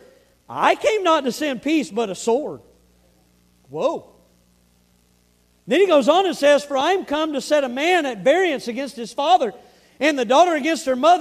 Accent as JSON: {"language": "English", "region": "the South", "country": "United States", "said": "I'm from the South."}